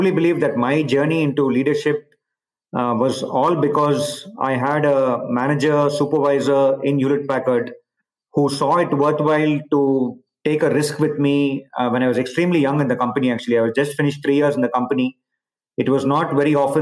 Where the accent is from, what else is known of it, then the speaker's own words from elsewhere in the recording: India; moved away as an adult; also born or lived in Palo Alto, United States / Barcelona, Spain / Singapore / China; I've obviously been born and brought up in India